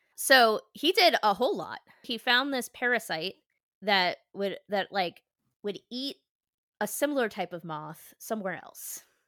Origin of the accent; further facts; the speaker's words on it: Philadelphia, Pennsylvania, United States; as a Philadelphian